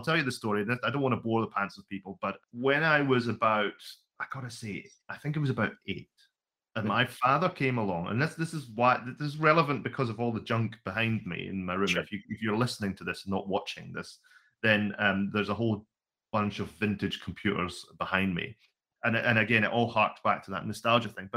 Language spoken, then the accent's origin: English; Scotland, United Kingdom; now in Wellington, New Zealand; Originally, I'm from Scotland.